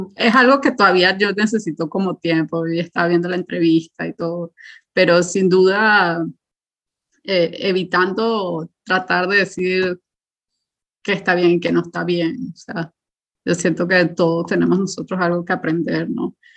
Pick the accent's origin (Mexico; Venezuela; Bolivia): Venezuela; Caracas, Capital District; moved away as an adult; now in Berlin, Germany; yo crecí en Caracas, estudié en colegio público